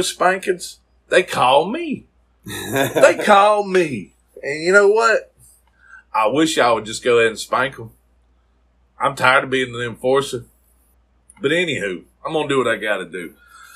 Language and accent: English; South Mississippi, United States; growing up in South Mississippi